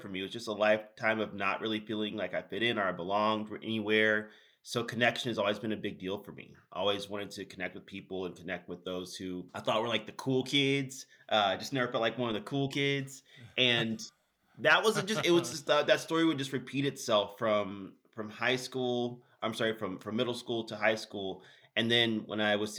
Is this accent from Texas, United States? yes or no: yes; Houston, Texas, United States; also born or lived in Sugar Land, Texas; started my life, early life in Houston, Texas